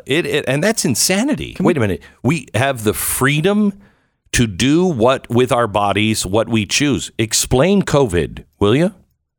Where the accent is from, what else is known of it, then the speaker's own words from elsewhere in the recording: Texas, United States; Now, I'm from Texas.